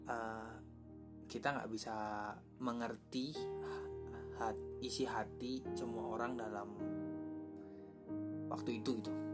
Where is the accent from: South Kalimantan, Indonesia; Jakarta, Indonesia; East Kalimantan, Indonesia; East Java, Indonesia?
East Java, Indonesia; karena aku asalnya dari Jawa Timur yang jauh gitu kan